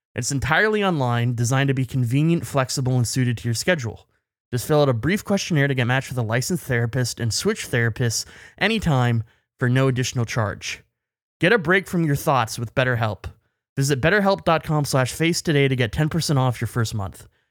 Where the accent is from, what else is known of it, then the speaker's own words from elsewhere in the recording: Canada; as a Canadian